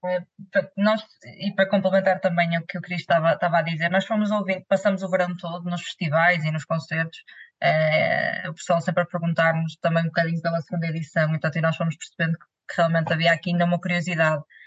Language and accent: Portuguese; Vila Nova de Gaia, Norte, Portugal; em Gaia, em Grijó, que é a minha terra